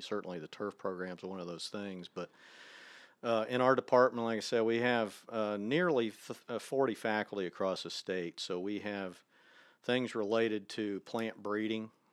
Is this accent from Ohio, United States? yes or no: yes; near Dayton, Ohio, United States; moved away; I grew up in Ohio. I'm from just a little town outside of Dayton, Ohio.